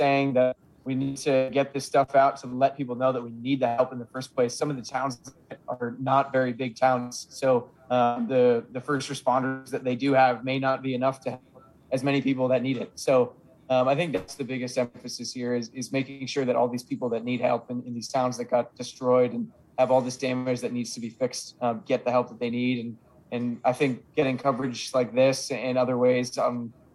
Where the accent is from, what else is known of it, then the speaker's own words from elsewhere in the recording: Massachusetts, United States; moved away; I saw one tornado in 20 plus years of growing up that came through Springfield that wasn't even that close to where I'm from in Massachusetts